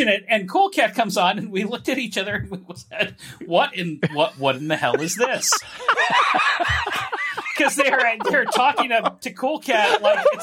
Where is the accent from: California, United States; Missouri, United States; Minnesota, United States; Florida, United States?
California, United States; Southern; moved away; I grew up in Southern California for a chunk of my childhood.